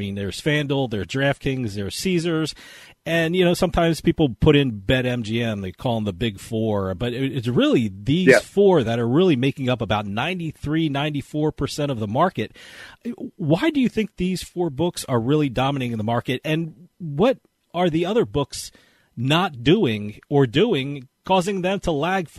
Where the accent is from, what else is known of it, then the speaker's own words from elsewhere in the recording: New Jersey, United States; my home state of New Jersey.